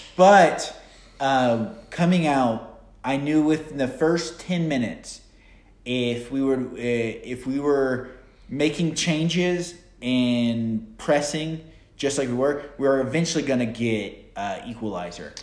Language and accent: English; United States; us being Americans